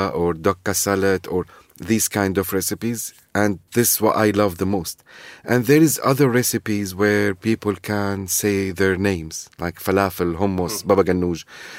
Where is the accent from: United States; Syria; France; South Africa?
Syria; English is a second language; now in London, United Kingdom; But there is also my own recipes, which is adjusted as a Londoner, Syrian, who dare to dream about new recipes and adjust it as a Syrian recipes.